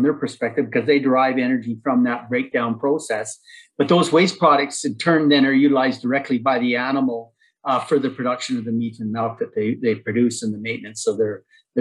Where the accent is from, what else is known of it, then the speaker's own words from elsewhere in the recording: Innisfail, Alberta, Canada; I grew up in a town on a farm, a mixed cow-calf operation just outside of Innisfail